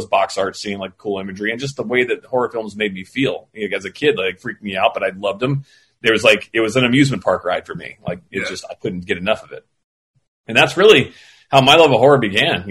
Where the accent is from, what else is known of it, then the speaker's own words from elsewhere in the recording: Florida, United States; I grew up in Florida